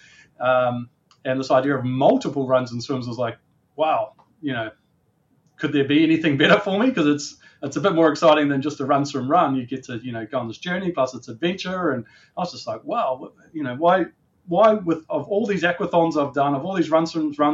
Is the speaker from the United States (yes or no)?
no; New Zealand; moved away as an adult; also born or lived in Auckland, New Zealand; now in Australia; I'm a Kiwi by birth and an Australian by adulthood, I guess you would say. So I'm dual citizen. I was born in New Zealand. And some of my early days in Auckland